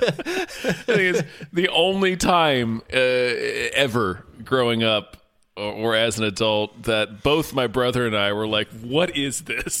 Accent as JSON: {"language": "English", "country": "Germany", "tie": "born or raised there", "moved": "yes", "said": "I grew up in Germany"}